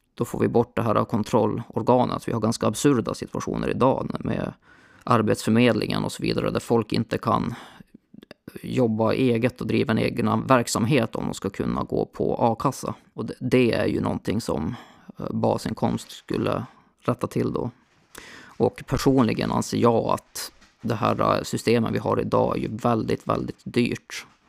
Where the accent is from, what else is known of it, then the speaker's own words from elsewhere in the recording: Borlänge, Dalarna County, Sweden; now in Linköping, Sweden; där jag växte upp, Borlänge